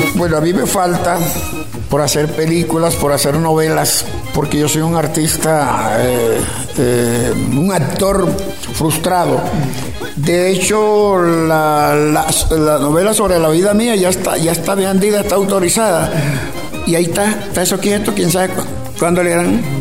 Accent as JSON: {"language": "Spanish", "area": "Sabana de Beltrán", "region": "Sucre", "country": "Colombia", "tie": "born or raised there", "also_born_or_lived": "Bucaramanga / Sincelejo", "said": "Palo Quemado Sabana de Beltrán, mi pueblo, en el viejo Bolívar, departamento de Sucre hoy"}